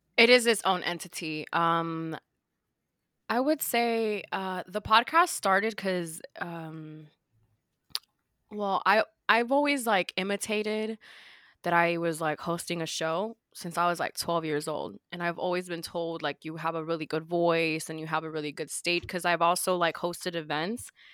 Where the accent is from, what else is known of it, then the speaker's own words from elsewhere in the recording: Miami, Florida, United States; I'm from Miami